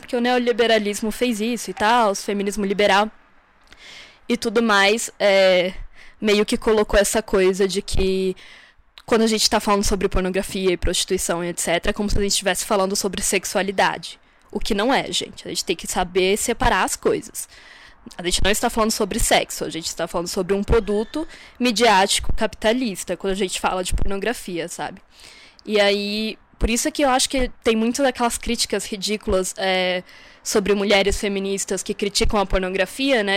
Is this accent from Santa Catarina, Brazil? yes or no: yes; Santa Catarina, Brazil; moved away as an adult; now in Brasília, Brazil; sou de Santa Catarina, mas moro em Brasília já há uns 5 anos, mais ou menos.